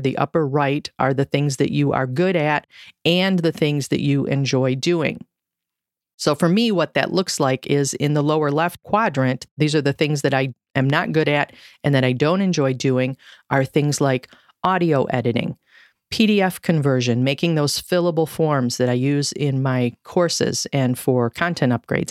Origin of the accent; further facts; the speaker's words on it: Michigan, United States; I grew up in Michigan